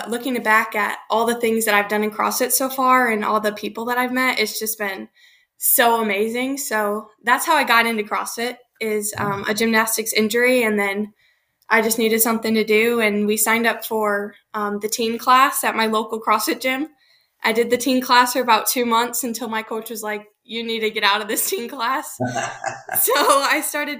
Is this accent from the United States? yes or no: yes; Michigan, United States; I'm from Michigan